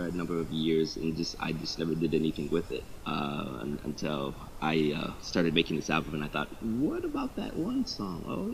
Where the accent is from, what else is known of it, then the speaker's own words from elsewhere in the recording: Toledo, Ohio, United States; I was in Toledo.